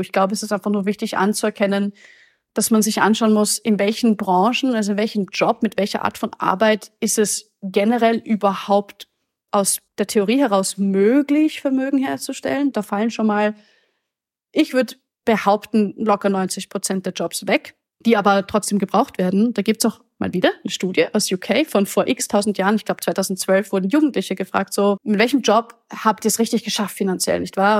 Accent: Austria; Ich komme aus Österreich

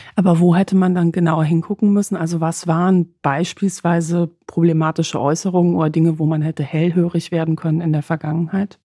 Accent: Poland; moved away; ich komme aus Polen

